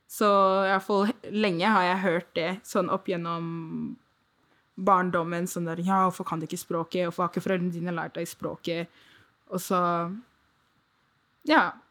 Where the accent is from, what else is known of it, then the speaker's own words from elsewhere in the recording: Nigeria; Eller jeg er fra Nigeria, så jeg er for norsk til å være nigeriansk, men jeg er for Nigerian, I guess, til å være nordmann.